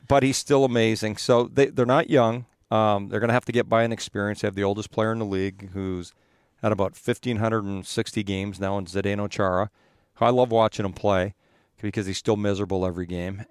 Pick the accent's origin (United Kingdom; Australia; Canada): Canada; Edmonton, Alberta; moved away; I grew up in Edmonton